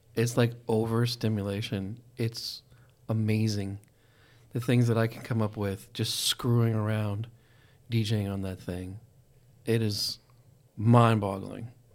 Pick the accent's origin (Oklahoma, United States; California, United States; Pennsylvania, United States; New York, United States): Pennsylvania, United States; moved away; also born or lived in Texas / Colorado; I've lived in all those places, but I'm from Pennsylvania